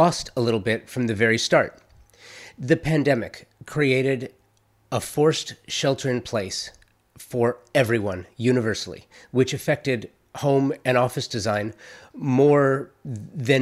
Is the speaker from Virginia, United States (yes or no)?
no; Los Angeles, California, United States; I'm a native Angeleno, born and raised in Los Angeles, the Valley, to be more specific